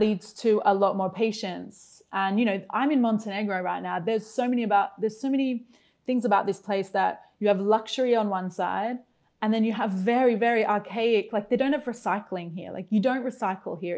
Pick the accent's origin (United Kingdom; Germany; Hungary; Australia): Australia; Brisbane, Queensland; moved away as an adult; my hometown of Brisbane in Australia